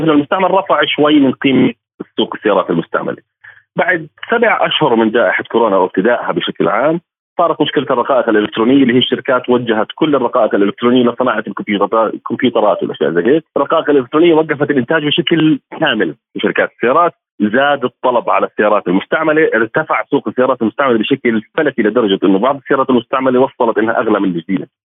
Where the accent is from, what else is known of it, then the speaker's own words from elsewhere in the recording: Jordan; عندنا بالاردن